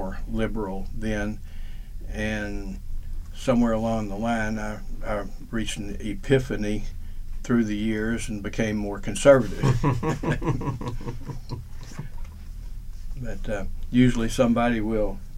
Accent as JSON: {"language": "English", "town": "Little Rock", "region": "Arkansas", "country": "United States", "tie": "born or raised there", "said": "I was born in Little Rock, Arkansas, July 12th, 1950"}